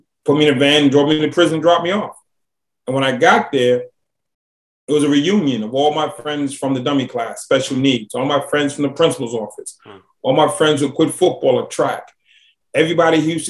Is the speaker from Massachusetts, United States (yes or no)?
yes; Boston, Massachusetts, United States; now in Atlanta, United States; I grew up in Boston, Massachusetts